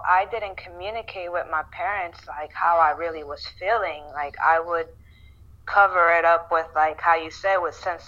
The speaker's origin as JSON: {"language": "English", "country": "Puerto Rico", "tie": "born or raised there", "first_language": "Spanish", "second_language": "English", "moved": "yes", "said": "I was born in Puerto Rico, so I speak Spanish."}